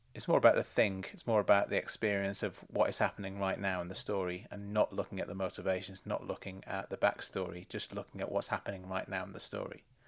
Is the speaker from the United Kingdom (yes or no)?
yes; United Kingdom; as a British viewer